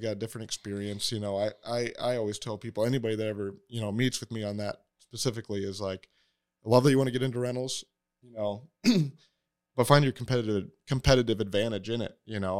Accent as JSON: {"language": "English", "town": "Waterloo", "region": "Iowa", "country": "United States", "tie": "born or raised there", "also_born_or_lived": "Pella, Iowa", "said": "from the area, I grew up in Waterloo"}